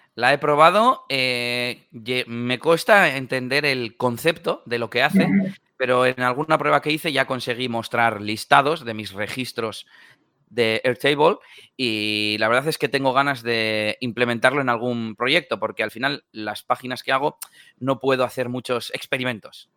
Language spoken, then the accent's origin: Spanish; Bilbao, Basque Country, Spain; soy de Bilbao, en el norte de España